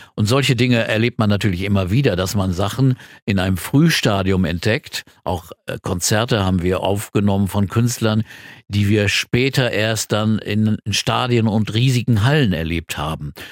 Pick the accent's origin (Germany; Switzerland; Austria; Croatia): Germany; Quakenbrück, Lower Saxony; moved away as an adult; also born or lived in Bramsche / Hamburg; ich bin in Bramsche geboren, das ist eine Stadt bei, bei Osnabrück und dann nach Quakenbrück gezogen. Das ist für mich meine Heimatstadt.